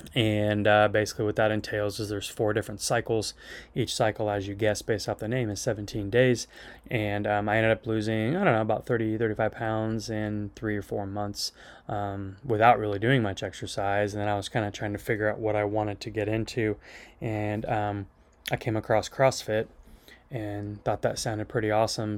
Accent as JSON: {"language": "English", "town": "Phillipsburg", "region": "Kansas", "country": "United States", "tie": "born or raised there", "said": "I was born and raised up in Phillipsburg, Kansas"}